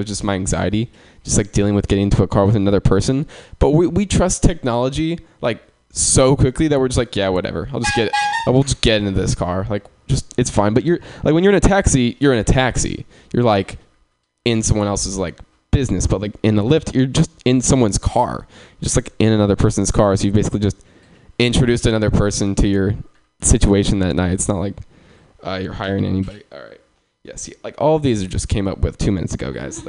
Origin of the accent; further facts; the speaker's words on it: Sacramento, California, United States; I'm from Sacramento